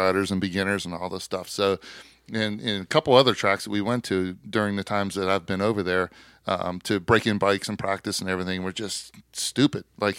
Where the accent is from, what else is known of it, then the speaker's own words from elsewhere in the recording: United States; as an American